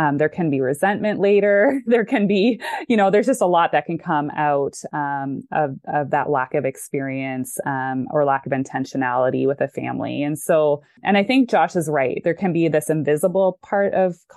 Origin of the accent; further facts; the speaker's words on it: Canada; moved away as an adult; also born or lived in Chicago, United States; now in Dallas, United States; I grew up in Canada. I lived there till I was 28. And then I came to the US